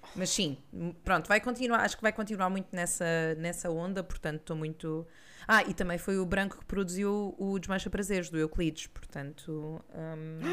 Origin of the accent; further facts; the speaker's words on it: Lisbon, Portugal; accent: Lisbon; o nosso sotaque é muito lisboeta, com muito X em todo lado